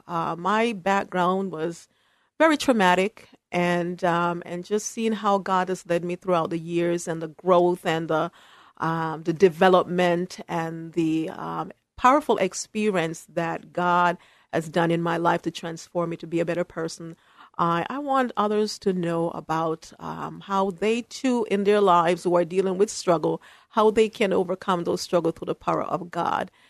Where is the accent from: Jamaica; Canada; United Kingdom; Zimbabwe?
Jamaica; also born or lived in New York City, United States / Syracuse, New York, United States / Berrien Springs, Michigan, United States; now in Portland, United States; I was raised by my grandmother in Jamaica, uh, West Indies